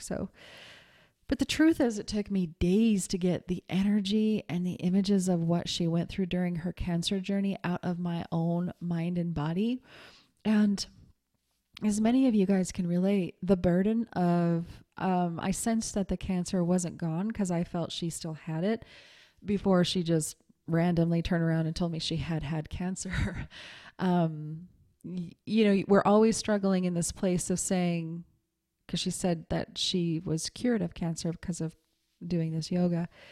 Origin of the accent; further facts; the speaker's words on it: Montana, United States; I'm from Montana